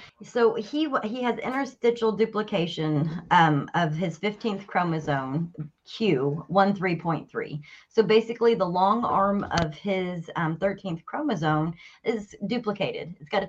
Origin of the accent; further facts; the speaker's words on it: Wyoming, United States; born there; also born or lived in Chicago / Colorado Springs; So I grew up bouncing all over the States. We moved every 2 years. I was born in Wyoming, but I lived in Chicago. I lived in downtown Colorado Springs